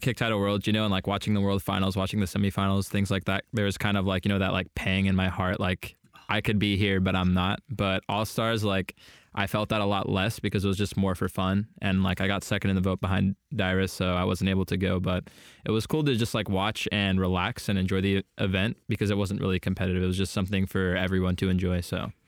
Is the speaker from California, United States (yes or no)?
yes; Poway, California, United States; also born or lived in Canada / Washington; moved to Southern California and lived in, um, Sa-, the San Diego area, Poway, to be more specific, until, like, eighteen